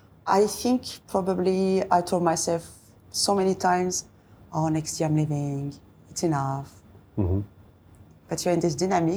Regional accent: next to Switzerland, eastern France, France; English is a second language; moved away as an adult; also born or lived in Paris, France; now in Dubai, United Arab Emirates; I'm from east of France, next to Switzerland.

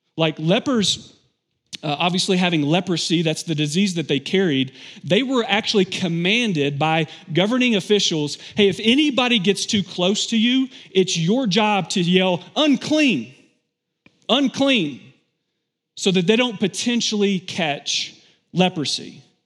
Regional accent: Kentucky, United States; I'm from Kentucky

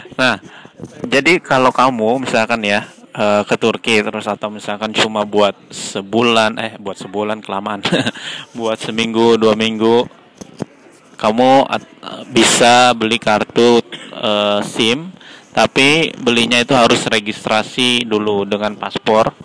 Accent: Tembilahan, Riau, Indonesia; moved away as an adult; now in Turkey; kalau di Tembilahan, ya, kota saya di Riau

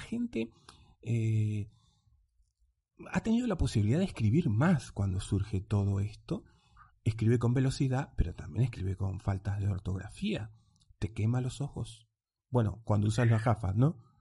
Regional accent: Uruguay; nosotros los uruguayos

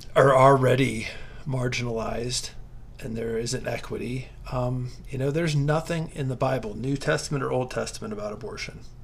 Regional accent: southern Ohio, United States; I grew up in a very religious part of southern Ohio

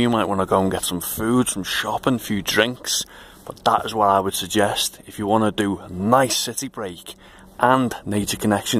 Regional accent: Liverpool, North West England, United Kingdom; accent: Liverpool

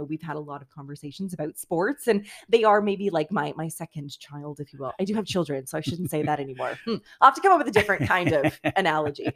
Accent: Toronto, Ontario, Canada; moved away as an adult; also born or lived in Timmins / London, Ontario; now in Kingston, Canada; I did Take Your Kid to Work Day in grade 9 with Marilyn Dennis in Toronto at Chum FM

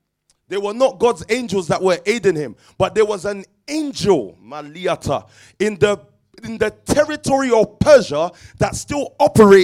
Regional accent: London, United Kingdom; I was born in Stockwell

